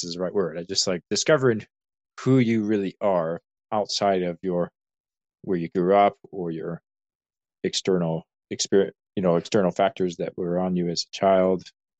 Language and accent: English; Grande Prairie County, Alberta, Canada; I grew up in Grand Prairie County, like very rural area of the province. So for me personally, I still have some identity with the Peace Country or that area.